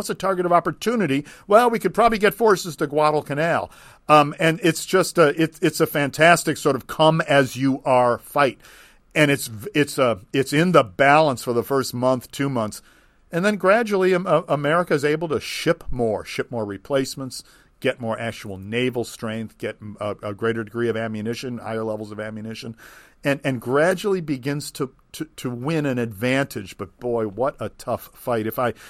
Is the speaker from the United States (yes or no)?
yes; Cleveland, Ohio, United States; born or raised there; now in New Orleans, United States